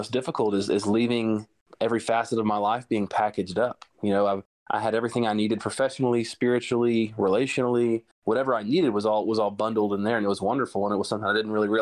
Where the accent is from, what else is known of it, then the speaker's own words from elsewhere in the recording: Rusk, Texas, United States; moved away as an adult; now in Dallas, United States; I'm from East Texas. I'm from Rusk, which is south of Tyler